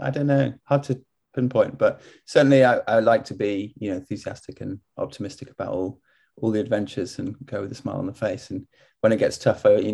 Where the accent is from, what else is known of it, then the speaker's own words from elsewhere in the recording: Cumbria, Lake District, North West England, United Kingdom; super, super lucky and fortunate to have grown up in Cumbria